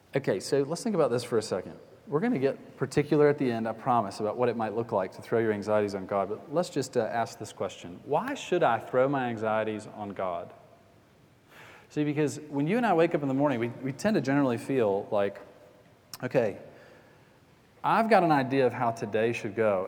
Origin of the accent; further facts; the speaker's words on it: Atlanta, Georgia, United States; we got a Bass Pro Shop near where I grew up in Atlanta